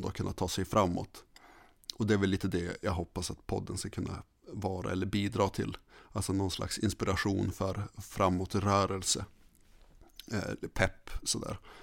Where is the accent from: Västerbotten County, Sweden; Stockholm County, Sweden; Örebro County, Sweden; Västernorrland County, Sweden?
Västerbotten County, Sweden; Skellefteå; moved away as an adult; Levt i Skellefteå hela mitt liv och sen kom jag hit